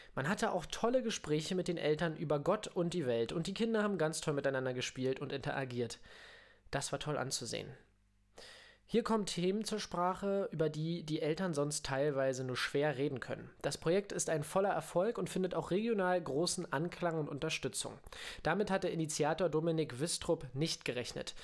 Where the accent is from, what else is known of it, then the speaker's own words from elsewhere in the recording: near Königs Wusterhausen, Brandenburg, Germany; moved away; also born or lived in Berlin; Ich bin tatsächlich in Berlin geboren und habe da lange in Brandenburg gelebt